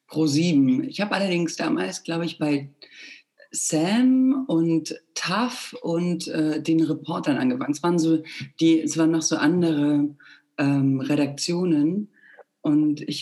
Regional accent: Plauen, Saxony, Germany; also born or lived in Bulgaria; now in Munich, Germany; Nee, in Plauen. Nee. Also ich bin in Bulgarien geboren.

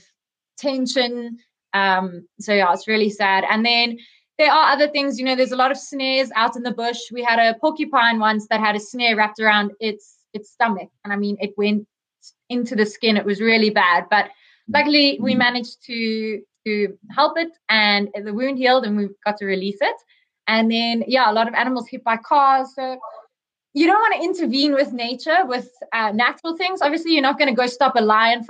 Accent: South Africa; I grew up here in South Africa

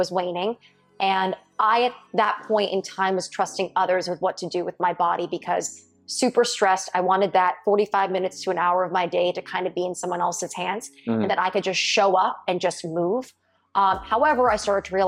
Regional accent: Connecticut, United States; I'm from Connecticut.

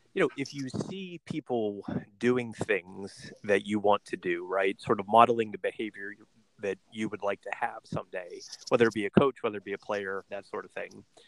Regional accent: United States; for us as Americans

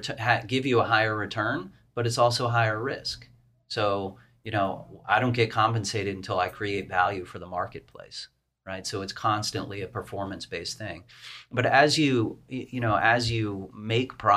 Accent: East Coast, United States; I'm from the East Coast. I've always been on the East Coast all my life

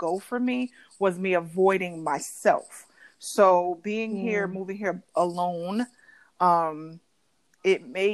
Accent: New Jersey, United States; now in Dallas, United States; I am from New Jersey originally, so I always have to represent Exit 9

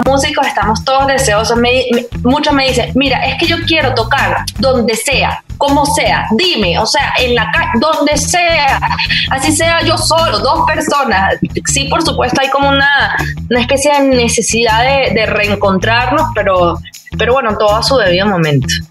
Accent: Venezuela; como venezolana

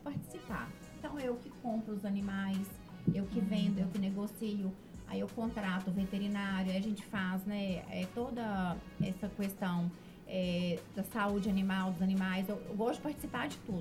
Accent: Ipatinga, Minas Gerais, Brazil; moved away as an adult; also born or lived in Periquito; now in Governador Valadares, Brazil; morei na roça até seis anos de idade. Uhum. Depois que eu fui pra Ipatinga. E eu fui criada no meio da vaquejada

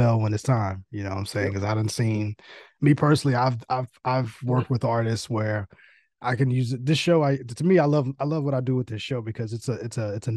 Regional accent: New York City, New York, United States; moved away; I'm originally from New York. I'm from Queens, so I'm from the boroughs.

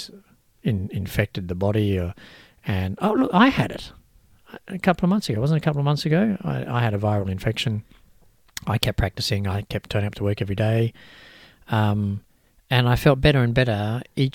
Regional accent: Australia; I'm Australian born as well

